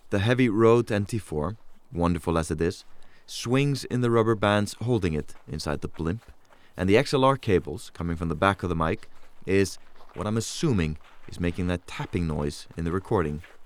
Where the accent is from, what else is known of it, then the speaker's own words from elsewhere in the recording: Reykjavik, Capital Region, Iceland; the city of Reykjavik, my hometown